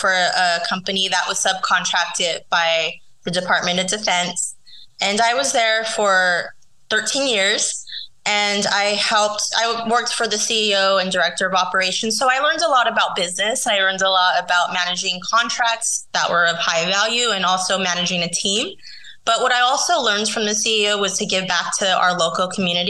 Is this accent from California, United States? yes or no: yes; San Diego, California, United States; San Diego, where my hometown is